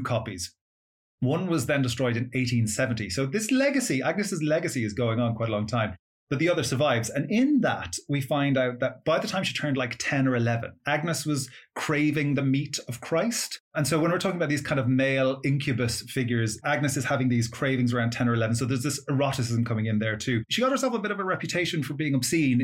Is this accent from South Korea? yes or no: no; Ireland; My education system was through Catholic schools in growing up in Ireland